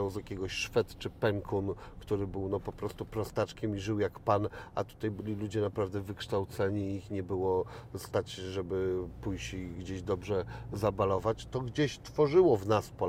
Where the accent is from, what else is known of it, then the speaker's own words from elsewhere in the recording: Szczecin, West Pomeranian Voivodeship, Poland; A ja to mam e, totalnie, jako szczecinianin, no jak przejeżdżam przez granicę, coś we mnie